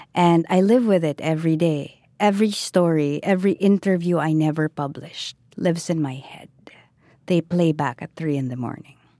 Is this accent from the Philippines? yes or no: yes; Philippines; I am Filipino.